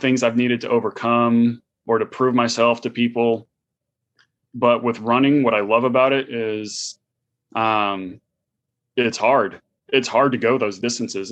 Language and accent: English; San Francisco Bay Area, California, United States; moved away as an adult; now in Houston, United States; I grew up in the San Francisco Bay Area.